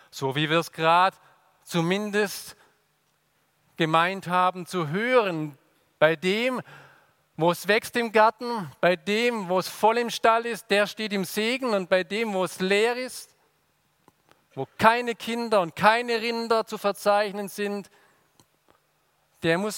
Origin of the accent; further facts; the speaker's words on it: Swabia, Germany; Und dann sagen wir Schwaben, Grüß Gott. Und ihr habt gemerkt, als Schwabe muss ich nicht mal den Mund bewegen.